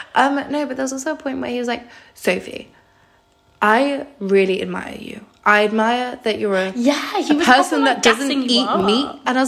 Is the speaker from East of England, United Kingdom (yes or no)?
no; Croydon, London, United Kingdom; he was like, oh, where are you from again, or something like that. He said he brought it up, and obviously Croydon.